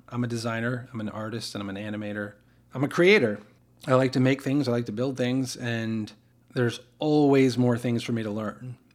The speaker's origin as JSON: {"language": "English", "country": "United States", "said": "I didn't choose to be an American. I didn't work hard to become an American"}